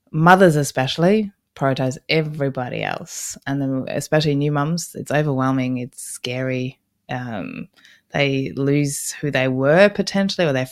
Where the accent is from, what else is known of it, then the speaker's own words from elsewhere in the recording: Berlin, Germany; moved away as an adult; now in Australia; I grew up in Berlin, Germany, and I didn't want to go to university there.